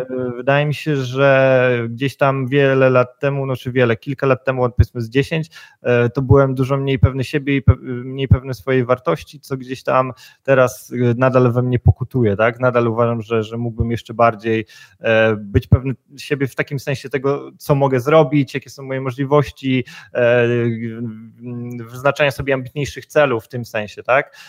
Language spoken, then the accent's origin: Polish; Poland; moved away as an adult; also born or lived in Gdańsk; pochodzę i wychowałem się w miejscowości, która ma tam powiedzmy ponad 20 tysięcy mieszkańców, więc powiedzmy jestem z małego miasteczka